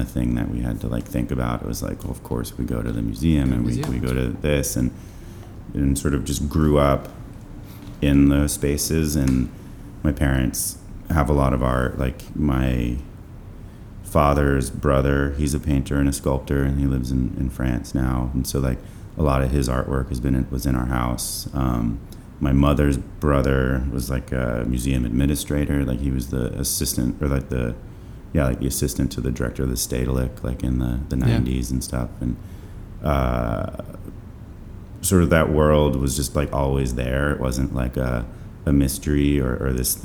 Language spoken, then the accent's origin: English; New Haven, Connecticut, United States; also born or lived in Vermont; I was born in New Haven, Connecticut.